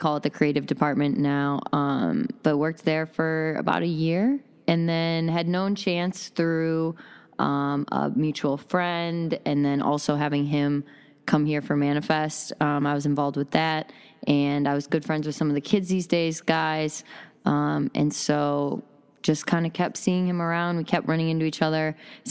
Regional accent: Wisconsin, United States; I came from Wisconsin, yeah. Hip-hop mecca.

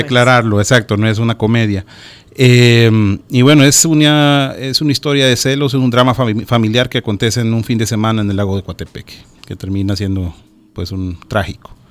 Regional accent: El Salvador; nuestras palabras, nuestro acento

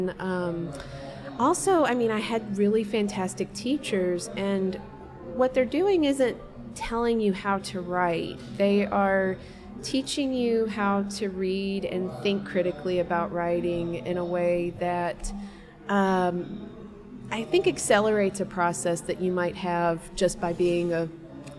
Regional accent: Russellville, Kentucky, United States; I grew up in Russellville, Kentucky, and lived in the same house until I was 18

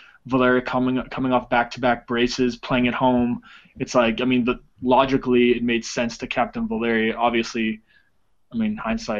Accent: United States; I'm American

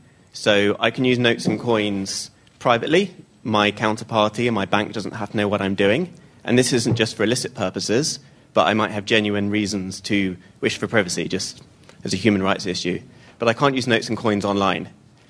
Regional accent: Oxford, South East England, United Kingdom; from Oxford.

